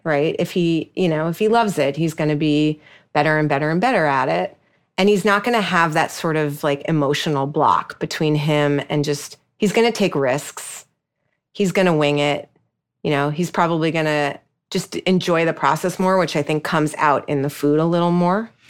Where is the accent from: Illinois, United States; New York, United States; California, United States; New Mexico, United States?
New York, United States; I'm a New Yorker